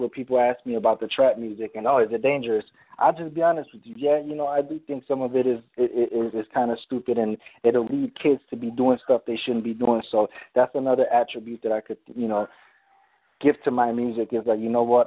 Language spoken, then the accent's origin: English; Chicago, Illinois, United States; born or raised there